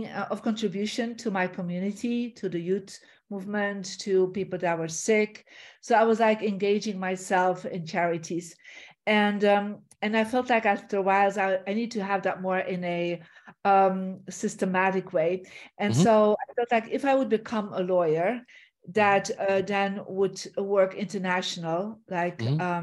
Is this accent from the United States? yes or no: no; Belgium; moved away; I'm originally from Belgium